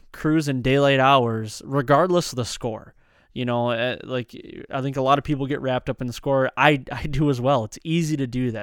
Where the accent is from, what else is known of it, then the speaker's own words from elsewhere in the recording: Michigan, United States; growing up in Michigan and having that tradition